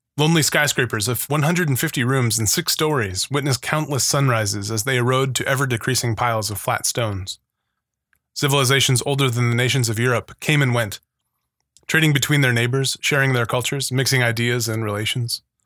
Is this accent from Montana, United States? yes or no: no; Arizona, United States; Growing up in Arizona and being taken to a lot of museums